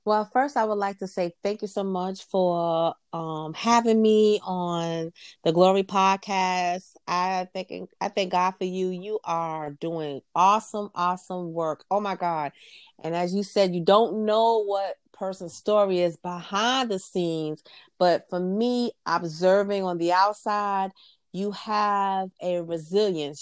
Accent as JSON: {"language": "English", "town": "New York City", "region": "New York", "country": "United States", "tie": "born or raised there", "moved": "as an adult", "lives_now": "Virginia, United States", "said": "I was born and raised in New York City and Queens"}